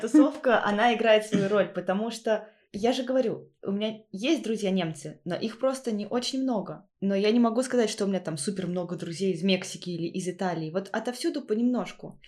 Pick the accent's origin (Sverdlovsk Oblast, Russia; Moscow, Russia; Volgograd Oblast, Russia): Volgograd Oblast, Russia; Volzhsky; moved away as an adult; now in Magdeburg, Germany; я оттуда же